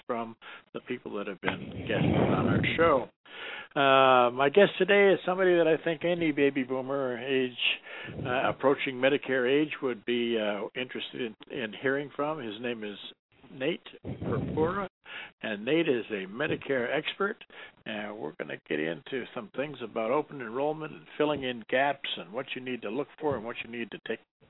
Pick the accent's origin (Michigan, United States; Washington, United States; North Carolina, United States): Michigan, United States; Detroit; I'm born and raised in Detroit